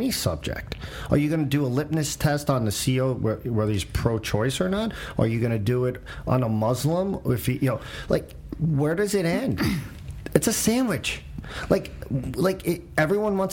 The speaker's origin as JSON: {"language": "English", "country": "United States", "tie": "born or raised there", "moved": "yes", "said": "I grew up in outside New York City"}